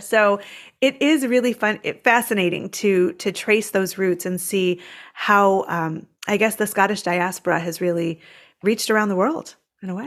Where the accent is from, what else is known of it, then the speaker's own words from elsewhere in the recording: United States; an American overseas